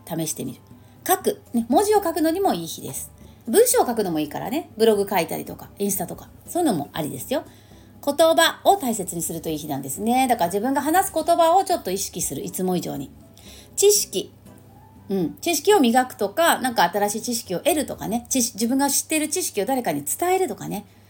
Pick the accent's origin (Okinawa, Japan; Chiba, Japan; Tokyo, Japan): Tokyo, Japan; St. Luke's International Hospital; 聖六加国際病院でね私あの病院で生まれたんですけど